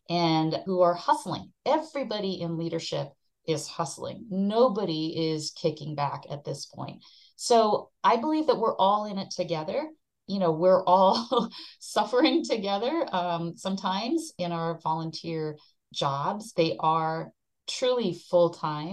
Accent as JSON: {"language": "English", "country": "Japan", "tie": "born or raised there", "moved": "as an adult", "said": "I came from Japan. I was born and raised in Japan."}